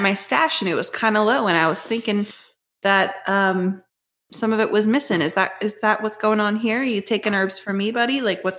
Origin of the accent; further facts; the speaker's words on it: New Jersey, United States; Wait, no, I'm from Jersey.